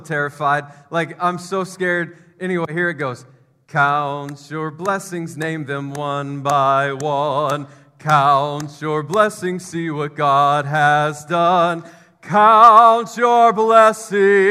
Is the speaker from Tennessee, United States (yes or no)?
yes; Memphis, Tennessee, United States; I grew up in Memphis